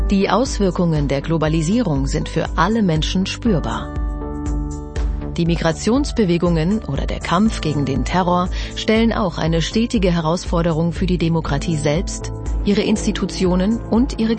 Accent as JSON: {"language": "German", "town": "Sydney", "region": "New South Wales", "country": "Australia", "second_language": "German", "said": "Ich komme aus Sydney, aus Australien."}